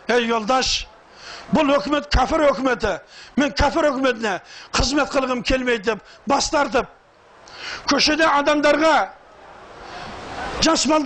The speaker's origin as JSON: {"language": "Kazakh", "town": "Saryagash", "region": "Turkistan Region", "country": "Kazakhstan", "said": "шымкенттемін шымкентте сарыағаш деген жердемін"}